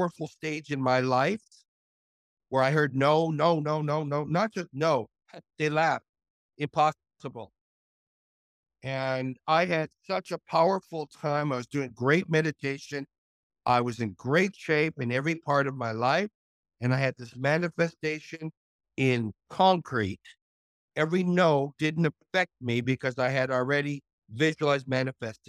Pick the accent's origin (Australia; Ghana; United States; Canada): Canada; Montreal, Quebec; moved away; a businessman from my hometown, from Montreal, Canada